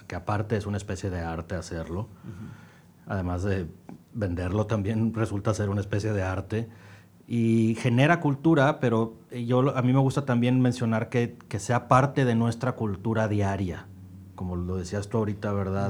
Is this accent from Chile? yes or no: no; Mexico